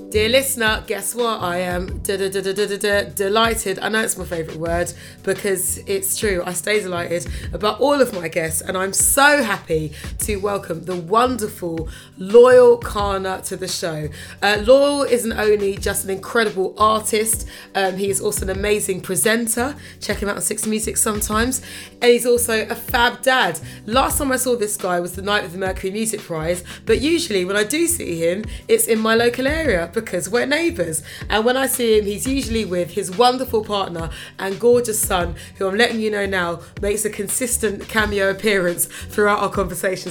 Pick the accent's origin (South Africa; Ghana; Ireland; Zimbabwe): Ghana; as a Ghanaian